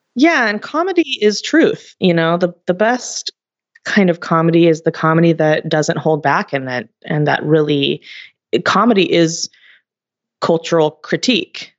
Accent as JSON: {"language": "English", "country": "United States", "tie": "born or raised there"}